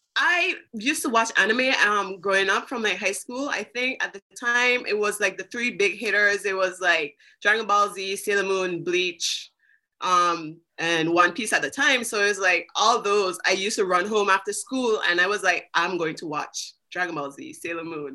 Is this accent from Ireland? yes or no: no; British Virgin Islands; I am from the British Virgin Islands.